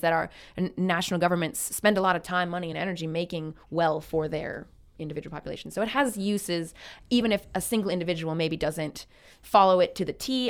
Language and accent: English; Midwest United States, United States; moved away as an adult; now in Canada; growing up in the United States